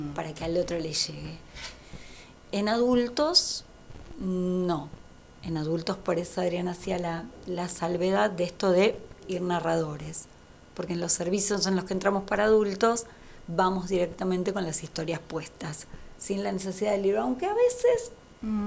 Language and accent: Spanish; Lavallol, Buenos Aires Province, Argentina; yo vivo, nací en, en Lavallol